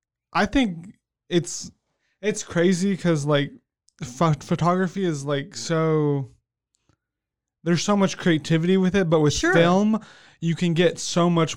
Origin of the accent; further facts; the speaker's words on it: Manila, Metro Manila, Philippines; also born or lived in Smithville, Texas, United States; Yeah, I was born in Smithville, Texas, outside of Austin. Yeah, but I moved to Manila when I was 2 years old.